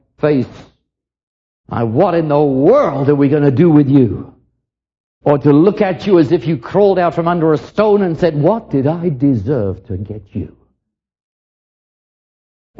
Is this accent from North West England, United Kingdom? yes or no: no; London, United Kingdom; I was raised in London during the war